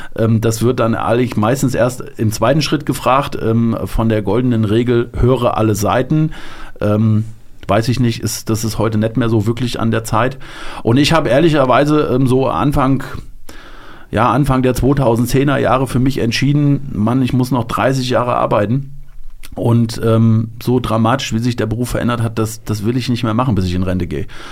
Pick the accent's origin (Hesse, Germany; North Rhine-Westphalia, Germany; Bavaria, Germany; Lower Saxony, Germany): Lower Saxony, Germany; Delmhorst; moved away as an adult; now in Hanau, Germany; meine Heimatstadt, da wo ich gewohnt habe, Delmhorst